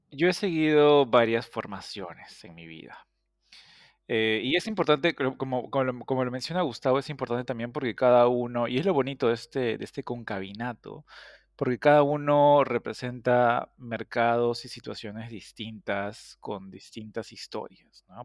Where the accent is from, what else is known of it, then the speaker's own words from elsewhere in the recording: Peru; moved away as an adult; also born or lived in United States / the Gulf; tanto Viviana como yo somos peruanos, entonces estudiamos interpretación en Perú